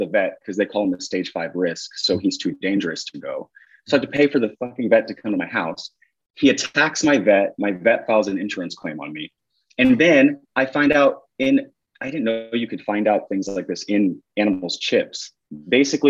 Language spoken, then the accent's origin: English; Kansas, United States; where I grew up in Kansas, like a town of 600 people